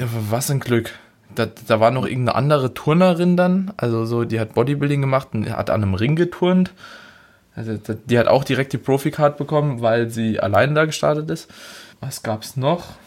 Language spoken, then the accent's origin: German; Germany; wir als Deutsche